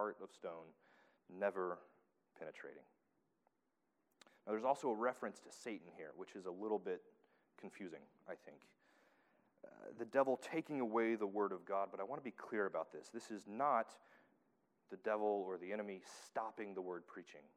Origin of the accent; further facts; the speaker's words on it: Tennessee, United States; moved away; I'm from Tennessee.